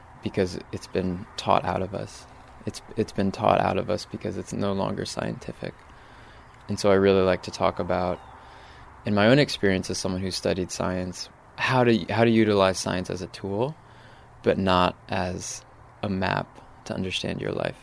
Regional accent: Northwest Connecticut, United States; moved away as an adult; also born or lived in New York City; now in Hudson Valley, United States; I grew up farming in Northwest Connecticut, about an hour from here.

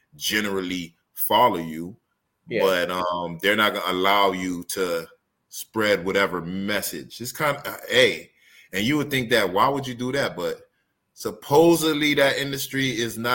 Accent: Miami, Florida, United States; I was gonna say from Dade County

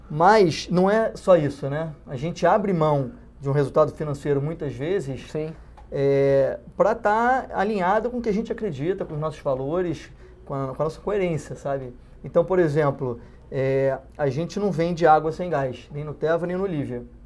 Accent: Rio de Janeiro, Brazil; Os dois são cariocas, como, assim como eu

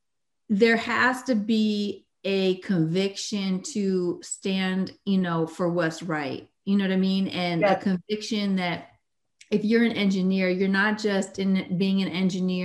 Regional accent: Berkeley, California, United States; moved away as an adult; also born or lived in San Francisco Bay Area; now in Sacramento, United States; a somewhat crazy white lady from Berkeley

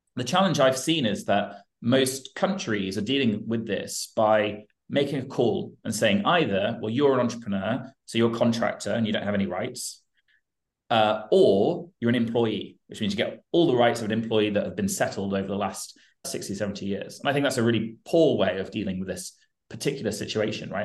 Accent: United Kingdom; I'm British and I spend a lot of time in Europe and the US

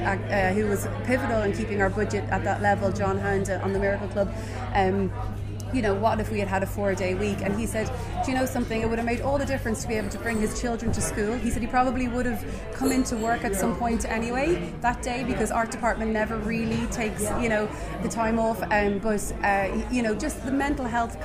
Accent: Dublin, Leinster, Ireland; moved away as an adult; now in Ardee, Ireland; I was based in Dublin initially because I'm from Dublin

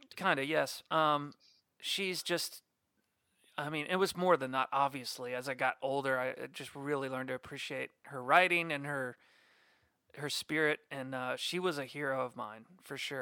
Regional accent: Orlando, Florida, United States; right here, born and raised

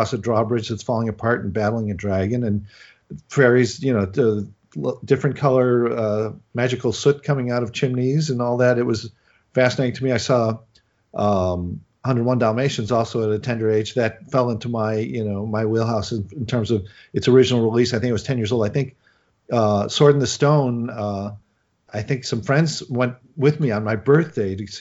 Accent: Chicago, Illinois, United States; moved away; I'm from Chicago

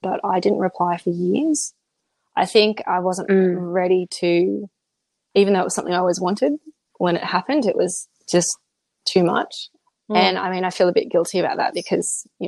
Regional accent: Australia; also born or lived in South Korea

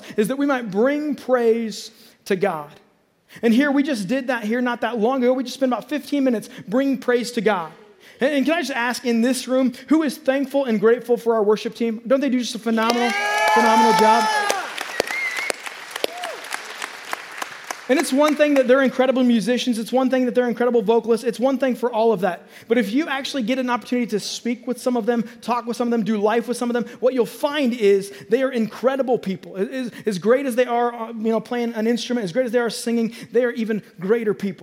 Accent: North Platte, Nebraska, United States; church was me growing up in North Platte, Nebraska

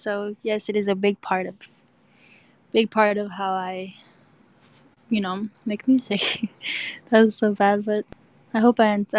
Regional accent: Texas, United States; I'm from Texas.

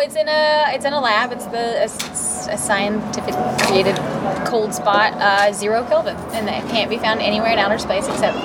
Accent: Jonesboro, Arkansas, United States; moved away; I'm from Jonesboro, which is like an hour from Memphis, Tennessee. So I'm like way up northeast.

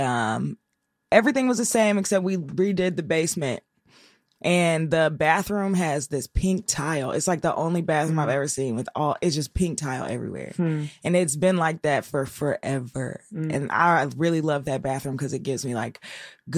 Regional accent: Cincinnati, Ohio, United States; I'm from Cincinnati.

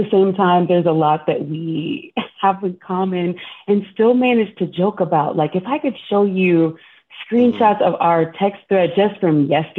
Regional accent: Texas, United States; Turns out Josh and Austin were both from Texas. I'm also from Texas.

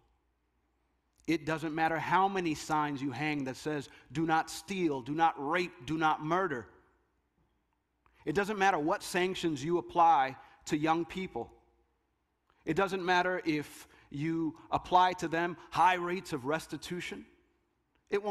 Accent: Jersey City, New Jersey, United States; That neighborhood that I grew up in Jersey City, not too far from here

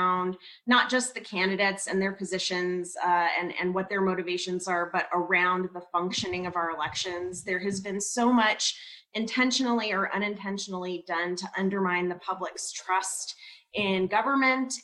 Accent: Albuquerque, New Mexico, United States; I moved to New Mexico, to Albuquerque, when I was about 3 years old and grew up there, went to public school, APS public schools, graduated from Highland High School

